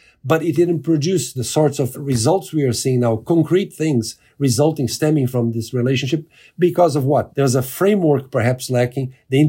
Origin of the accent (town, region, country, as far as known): Brazil